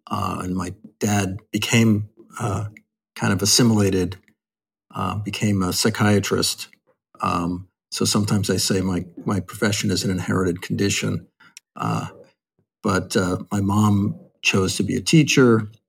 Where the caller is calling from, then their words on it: New York City, New York, United States; From Manhattan, from our home in Lenape Land, overlooking the Hudson.